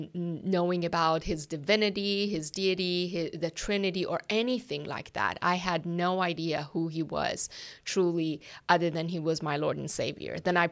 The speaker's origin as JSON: {"language": "English", "country": "Iran", "tie": "born or raised there", "second_language": "English", "moved": "as an adult", "lives_now": "United States", "said": "Yes, and I was born and raised in Iran."}